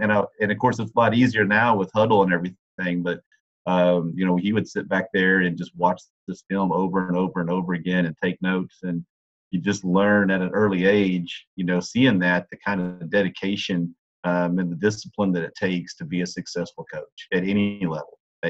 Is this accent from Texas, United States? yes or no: yes; Waco, Texas, United States; also born or lived in Amarillo, Texas / Midland, Texas; growing up in Waco, Texas, and having Dad coach at Baylor